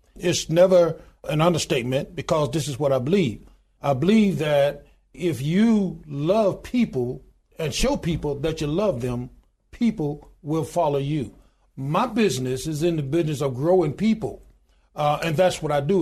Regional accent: Goodwater, Alabama, United States; born in a little small town in Goodwater, Alabama, population twelve hundred and ninety-two today

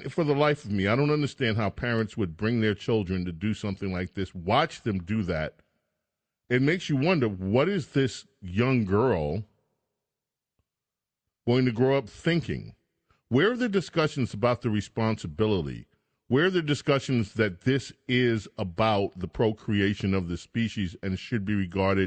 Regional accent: New York, United States; I grew up in New York during the midst of the sexual revolution.

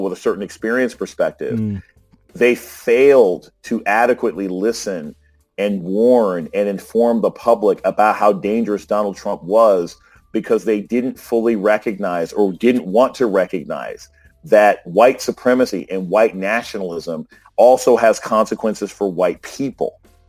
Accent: Germany; Like, I grew up overseas. I grew up in Germany. I saw flatbed trucks with missiles on them that would be sort of carried past our elementary school on base. I grew up on a military base.

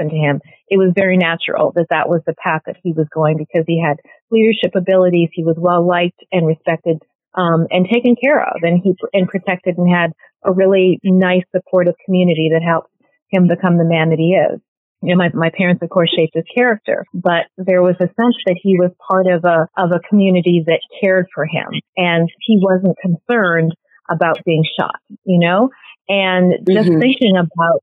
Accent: Canada; moved away as an adult; also born or lived in Cameroon; now in New York City, United States; My family emigrated to Canada.

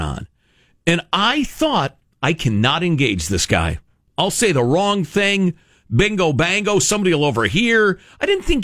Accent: Chicago, Illinois, United States; moved away; I grew up in Chicagoland, which is extremely diverse, racially speaking.

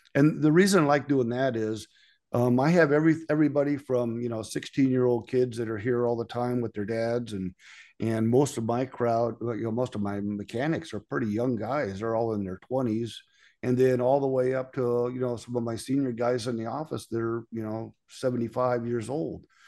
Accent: California, United States; moved away as an adult; also born or lived in Coeur d'Alene, Idaho; now in Las Vegas, United States; I'm from California

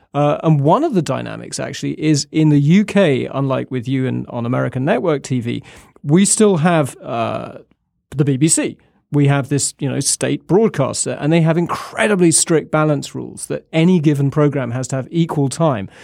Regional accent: United Kingdom; now in Washington, United States; I'm English and Scottish

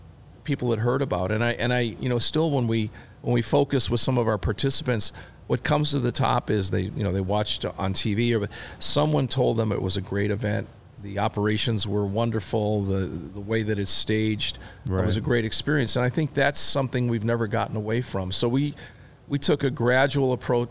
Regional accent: Chicago, Illinois, United States; growing up in the Chicagoland area

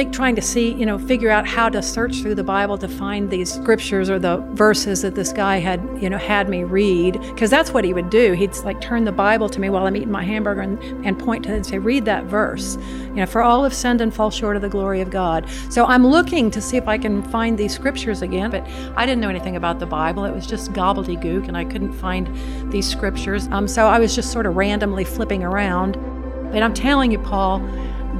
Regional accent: United States; I'm an American

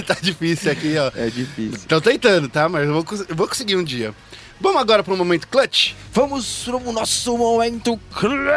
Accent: Brazil; A gente é brasileiro

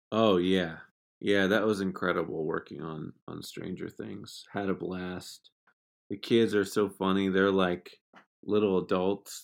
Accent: Exeter, New Hampshire, United States; moved away; I'm from Exeter, New Hampshire

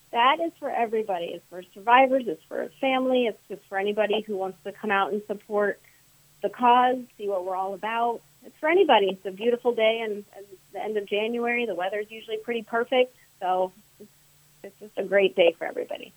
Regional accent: Wellington, Florida, United States; now in Jupiter, United States; I grew up in Wellington.

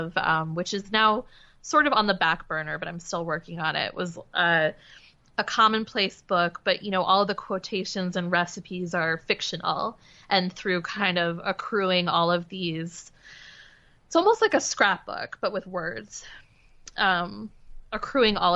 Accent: Demarest, New Jersey, United States; moved away as an adult; also born or lived in Pennsylvania; now in Brooklyn, United States; Demarest. It's a tiny little town with a gazebo. It's really small. Great high school, great public school. It was a beautiful place to grow up.

